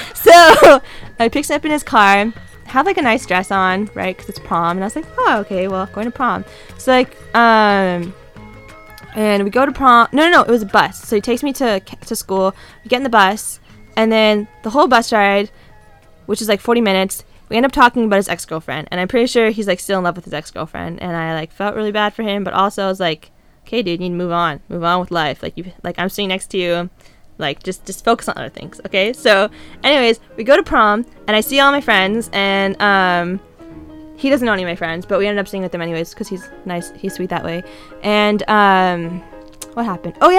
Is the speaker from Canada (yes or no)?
yes; Canada; moved away; also born or lived in California; I'm Canadian, but like no one knew that because I was in California